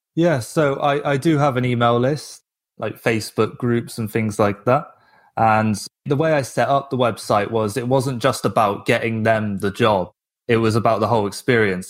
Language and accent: English; England, United Kingdom; moved away; I'm from England